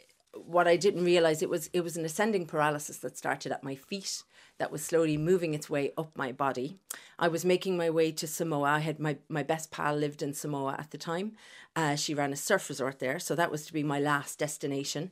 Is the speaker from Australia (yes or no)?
no; Limerick, Munster, Ireland; I'm from Limerick originally.